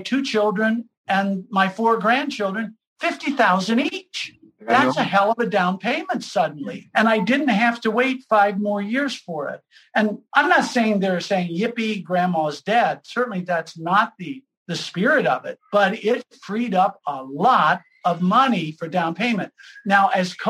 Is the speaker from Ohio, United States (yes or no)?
yes; Lima, Ohio, United States; I grew up in Lima, Ohio.